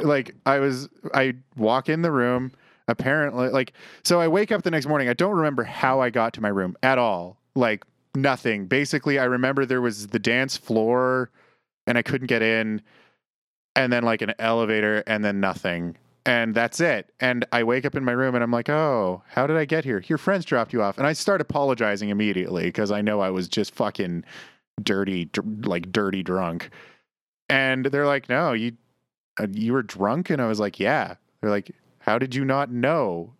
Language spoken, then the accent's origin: English; Canada; as a Canadian coming from the winter here to winter in San Jose